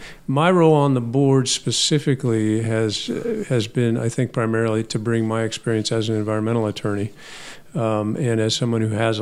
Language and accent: English; Indianapolis, Indiana, United States; I'm a lifelong Indiana resident. I grew up in Indianapolis. I live very close to this station now. I'm on the very far west side, but I've been in Indianapolis most of my life.